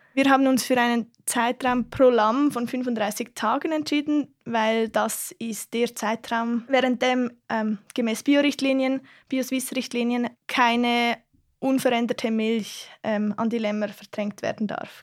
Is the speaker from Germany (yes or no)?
no; Aargau, Switzerland; ich komme aus dem Kanton Aargau